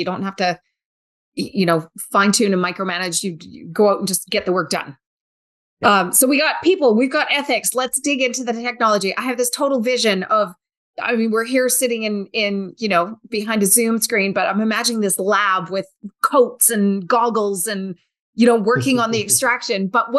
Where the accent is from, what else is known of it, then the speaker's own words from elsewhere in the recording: Alberta, Canada; Being Canadian and being Albertan, right?